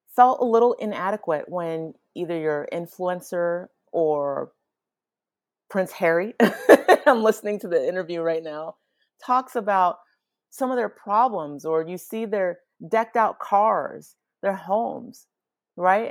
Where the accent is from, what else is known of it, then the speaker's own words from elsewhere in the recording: Nigeria; I am Nigerian